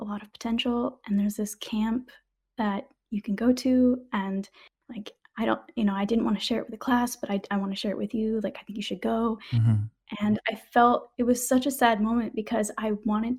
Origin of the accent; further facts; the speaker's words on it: Washington, United States; moved away; I was born in Washington State